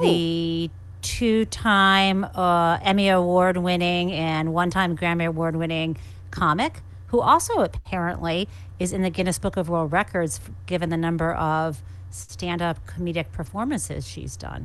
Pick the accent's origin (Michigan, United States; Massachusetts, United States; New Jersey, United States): Michigan, United States; moved away as an adult; someone growing up in the Midwest who was sent to a private school